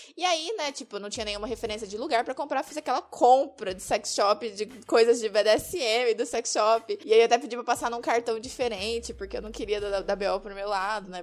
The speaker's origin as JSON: {"language": "Portuguese", "area": "Triângulo Mineiro", "region": "Minas Gerais", "country": "Brazil", "tie": "born or raised there", "also_born_or_lived": "interior of São Paulo", "moved": "yes", "lives_now": "Curitiba, Brazil", "said": "Não sou de Curitiba, na verdade eu sou mineira, nasci no Triângulo Mineiro. Me mudei pro interior de São Paulo"}